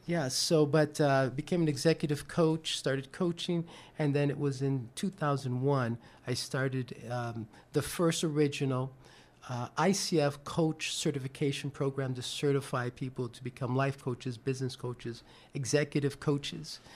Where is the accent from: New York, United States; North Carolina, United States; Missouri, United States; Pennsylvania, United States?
New York, United States; I'm originally from New York